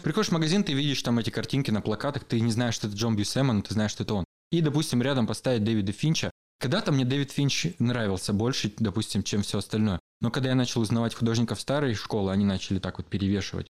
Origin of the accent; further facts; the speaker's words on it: Berezovsky, Sverdlovsk Oblast, Russia; also born or lived in Yekaterinburg; я родился вообще в Екатеринбурге, потом мелкий был, переехали в Березки